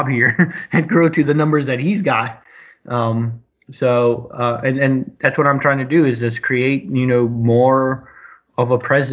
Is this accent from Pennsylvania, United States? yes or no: no; Baltimore, Maryland, United States; I'm from Baltimore